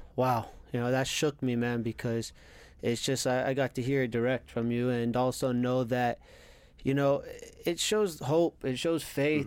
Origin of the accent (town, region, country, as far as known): Cooper City, Florida, United States; born or raised there